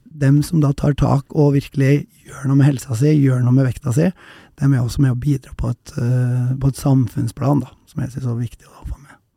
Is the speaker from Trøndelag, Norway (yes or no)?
yes; Røros, Trøndelag, Norway; Jeg kommer fra Røros